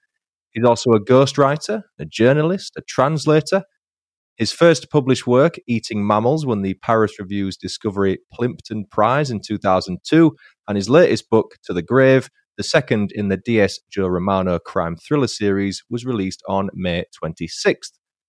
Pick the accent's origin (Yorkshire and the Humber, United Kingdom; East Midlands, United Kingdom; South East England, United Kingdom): Yorkshire and the Humber, United Kingdom; Huddersfield; now in Leeds, United Kingdom; my hometown of Huddersfield and my current living city of Leeds.